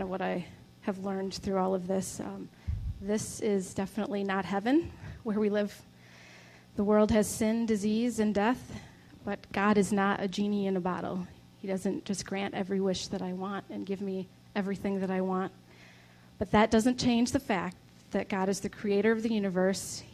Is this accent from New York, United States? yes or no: no; Livonia, Michigan, United States; I grew up in Livonia, Michigan